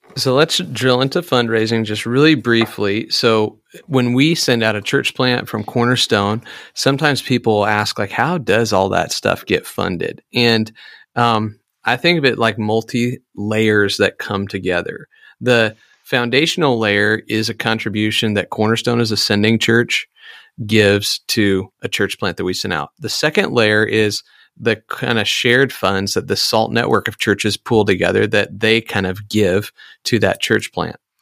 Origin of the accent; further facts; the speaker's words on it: Iowa, United States; I'm from Iowa